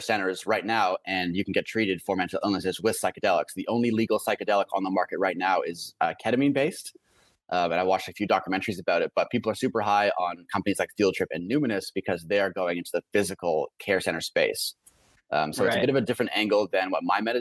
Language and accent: English; Canada; also born or lived in Vancouver; myself being a Canadian